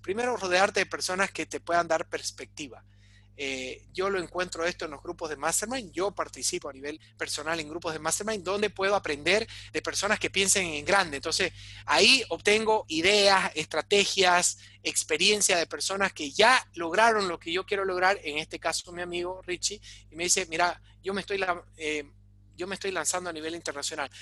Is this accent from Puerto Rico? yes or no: no; Bolivia; sacarnos adelante como bolivianos